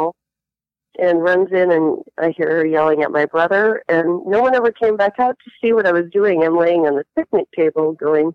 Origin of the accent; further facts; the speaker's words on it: Lincoln, Nebraska, United States; first language Latvian; English is a second language; I'm an adopted kid in Lincoln, Nebraska, adopted by two Latvian refugees